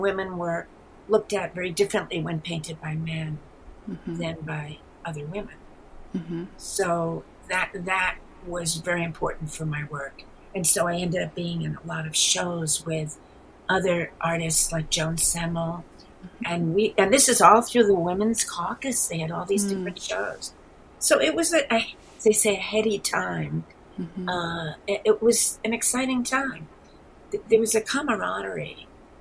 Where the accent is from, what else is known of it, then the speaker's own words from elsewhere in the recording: New York City, New York, United States; also born or lived in New Mexico; I am from the east. I'm born and raised in New York City. Maybe you can hear it in my accent.